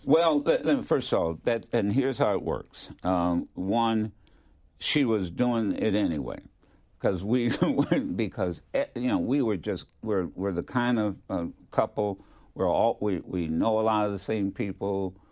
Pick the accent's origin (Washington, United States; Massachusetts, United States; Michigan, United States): Michigan, United States; Detroit; moved away as an adult; also born or lived in Philadelphia; growing up in Detroit